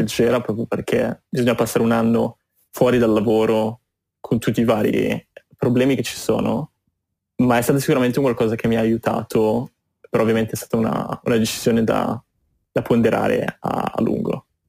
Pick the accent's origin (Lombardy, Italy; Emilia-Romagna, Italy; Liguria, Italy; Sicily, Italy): Liguria, Italy; Genoa; moved away as an adult; also born or lived in London / Boston; now in New York, United States; sono partito dal Liguria, da Genova, mi sono spostato prima a Londra per studi e poi per lavoro e poi mi sono spostato in America